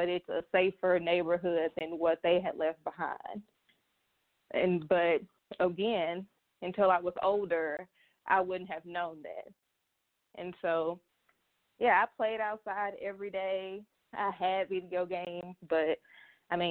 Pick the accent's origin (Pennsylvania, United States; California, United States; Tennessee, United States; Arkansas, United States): Arkansas, United States; Little Rock; also born or lived in Pine Bluff, Arkansas; I was born in Pine Bluff, lived there till I was in the first grade. And then I moved to Little Rock